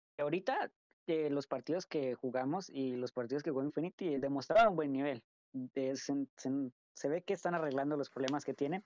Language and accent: Spanish; Colombia; moved away as an adult; also born or lived in United States; yo soy de Colombia. pero por el momento pues estaba viviendo en Estados Unidos por unos años. Pero sí, sí soy 100% colombiano